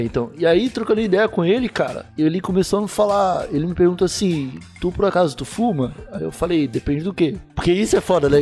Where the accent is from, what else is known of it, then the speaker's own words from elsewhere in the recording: Palhoça, Santa Catarina, Brazil; moved away as an adult; also born or lived in Santo André / Osasco; now in Lisbon, Portugal; eu saí de Palhoça para São Paulo quando eu tinha 19 anos